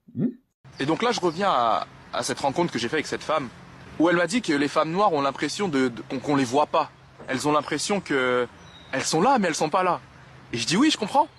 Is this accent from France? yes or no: yes; France; je suis né en France. J'ai fait toute ma scolarité dans le privé